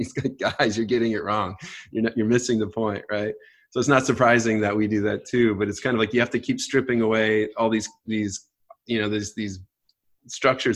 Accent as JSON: {"language": "English", "region": "Great Lakes", "country": "United States", "tie": "born or raised there", "also_born_or_lived": "Northern California", "moved": "yes", "lives_now": "Southern California, United States", "said": "I grew up surfing in the Great Lakes a lot"}